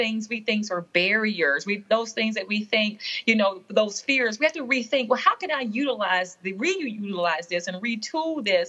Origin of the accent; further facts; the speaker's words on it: Southern United States, United States; now in New York City, United States; my gender, my race, even my demographic of being a Southerner. Mm-hmm. You know, I was intimidated when I got to New York City, you know, oh, I've got this accent.